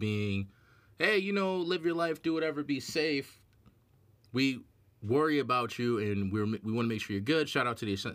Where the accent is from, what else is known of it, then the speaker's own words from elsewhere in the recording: New York, United States; I'm from New York.